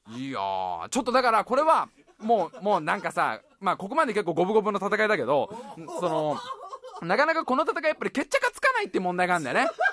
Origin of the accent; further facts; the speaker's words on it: Tokorozawa, Saitama, Japan; moved away; 所沢は所沢でも俺が住んでいたのは新所沢っていうね